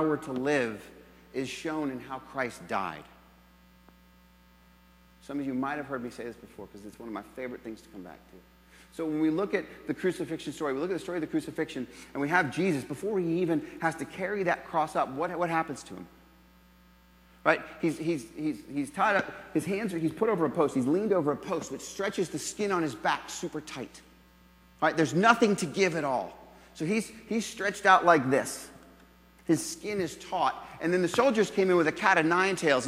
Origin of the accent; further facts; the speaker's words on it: New England, United States; moved away; also born or lived in Jacksonville; I'm from New England originally